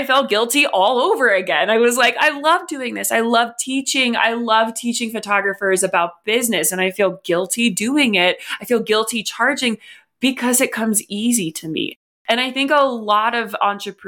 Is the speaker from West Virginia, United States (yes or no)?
yes; West Virginia, United States; now in Colorado, United States; growing up in West Virginia, it is the fifth poorest state. I then moved to Colorado